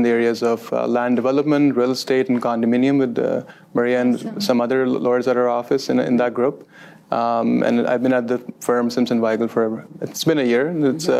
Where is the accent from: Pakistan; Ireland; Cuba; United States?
Pakistan; moved away as an adult; also born or lived in England; now in Ontario, Canada; So I'm originally from Pakistan.